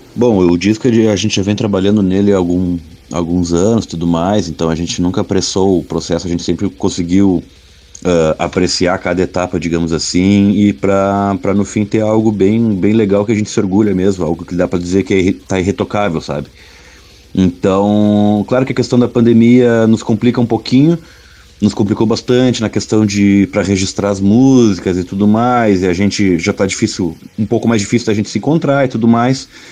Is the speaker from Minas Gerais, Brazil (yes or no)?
no; Bagé, Rio Grande do Sul, Brazil; lá em Bagé, na cidade onde eu nasci